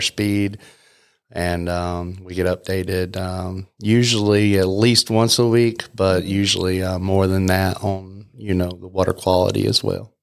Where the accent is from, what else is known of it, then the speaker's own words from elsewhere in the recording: Canton, North Carolina, United States; I grew up in Canton